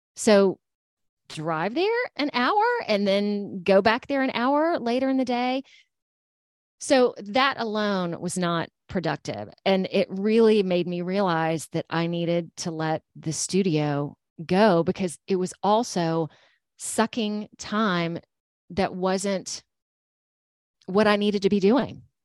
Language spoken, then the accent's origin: English; Georgia, United States; moved away as an adult; now in Alabama, United States; I'm from Georgia.